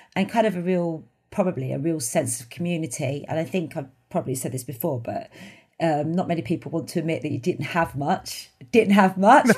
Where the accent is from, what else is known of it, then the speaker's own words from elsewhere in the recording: London, United Kingdom; I grew up in the East End of London, in Bethnal Green.